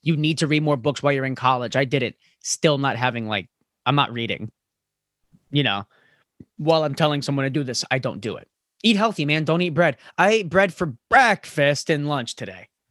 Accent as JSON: {"language": "English", "region": "Florida", "country": "United States", "moved": "yes", "lives_now": "New York, United States", "said": "I'm from Florida"}